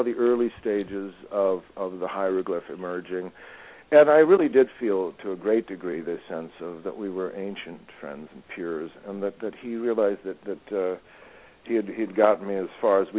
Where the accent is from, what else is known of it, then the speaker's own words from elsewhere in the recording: Malibu, California, United States; I grew up around the Malibu Art Association